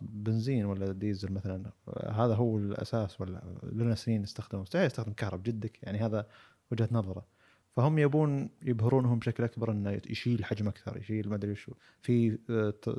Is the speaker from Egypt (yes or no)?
no; Saudi Arabia; عندنا بالسعوديه